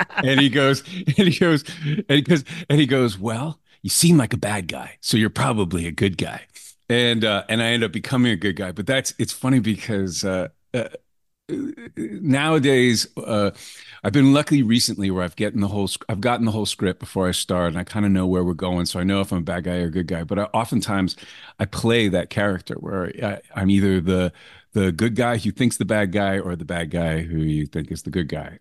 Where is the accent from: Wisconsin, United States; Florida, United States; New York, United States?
New York, United States; New York City; moved away as an adult; I grew up in New York